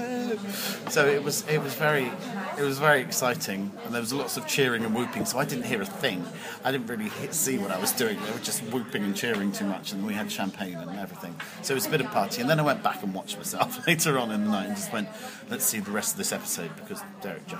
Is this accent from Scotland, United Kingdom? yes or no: no; Chart Sutton, South East England, United Kingdom; I grew up in Inters and Kent, and I grew up in Charts Sutton